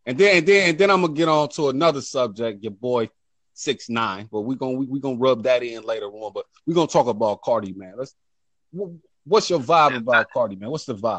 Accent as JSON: {"language": "English", "town": "Dayton", "region": "Ohio", "country": "United States", "said": "I'm from Ohio, Dayton, man. You know what I'm saying? Dayton, Ohio, man. I'm rep Dayton, man."}